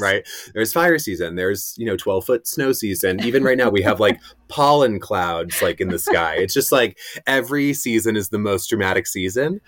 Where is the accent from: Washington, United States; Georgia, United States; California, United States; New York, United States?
New York, United States; Rye; moved away as an adult; also born or lived in Greenwich, Connecticut; I really love my hometown, Rye, New York. It's where I spent all my years growing up.